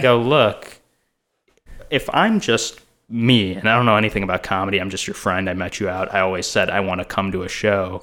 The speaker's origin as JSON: {"language": "English", "country": "India", "moved": "yes", "lives_now": "Los Angeles, United States", "said": "another Indian comedian"}